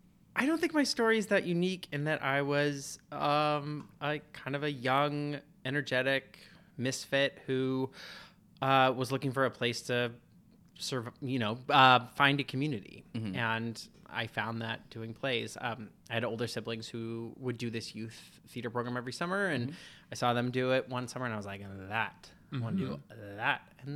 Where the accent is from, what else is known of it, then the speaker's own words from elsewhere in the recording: Seattle, Washington, United States; Seattle. Outside Seattle.